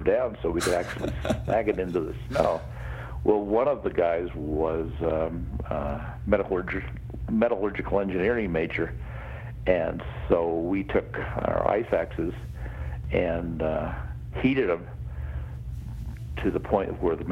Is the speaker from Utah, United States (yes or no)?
yes; Salt Lake City, Utah, United States; also born or lived in Park City, Utah; I grew up in Salt Lake City, then I moved to Park City, the big ski town